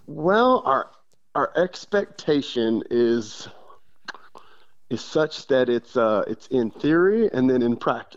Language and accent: English; Odessa, Texas, United States; I grew up in West Texas in uh, uh Odessa, Midland, Odessa area